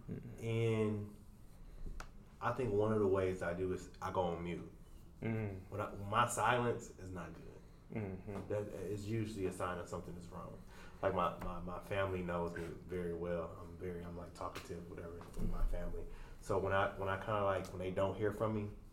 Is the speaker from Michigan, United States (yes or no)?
yes; Flint, Michigan, United States; now in Dallas, United States; originally from Flint, Michigan. Now I'm here in Dallas, Texas as well